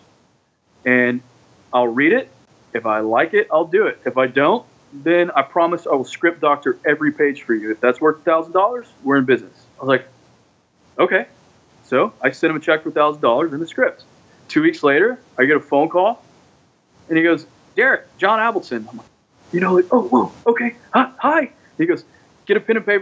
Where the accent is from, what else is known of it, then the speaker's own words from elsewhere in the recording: Carthage, Texas, United States; also born or lived in Shreveport, Louisiana; now in Los Angeles, United States; I'm from Carthage, Texas, from the sticks of East Texas.